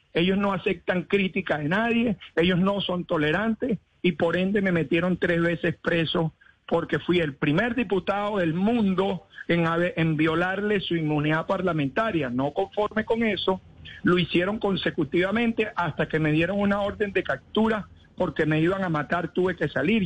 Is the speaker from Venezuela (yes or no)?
yes; Venezuela; moved away as an adult; also born or lived in Switzerland; now in Florida, United States; como venezolano